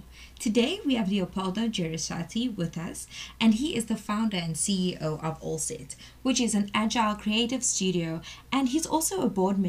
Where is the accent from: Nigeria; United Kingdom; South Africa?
South Africa; I am from South Africa and I am a teacher and pedagogical assistant at 4U2.